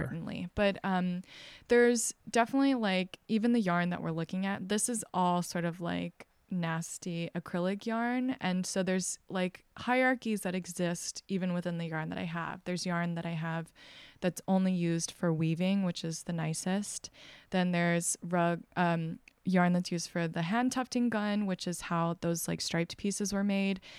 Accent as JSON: {"language": "English", "region": "Texas", "country": "United States", "tie": "born or raised there", "moved": "yes", "said": "I'm originally from Texas, and I, um, was raised very evangelical Christian"}